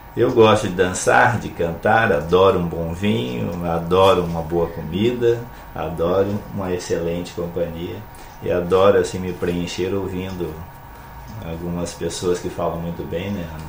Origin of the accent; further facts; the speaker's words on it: São José do Rio Preto, São Paulo, Brazil; now in Santo Amaro da Imperatriz, Brazil; Eu venho do interior de São Paulo, São José do Rio Preto, de longa data atrás já estou nessa terra maravilhosa há bastante tempo, desde 1997